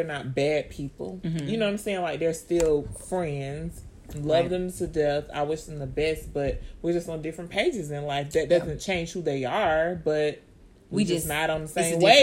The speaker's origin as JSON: {"language": "English", "area": "West Orange County", "region": "Florida", "country": "United States", "said": "I was from West Orange County."}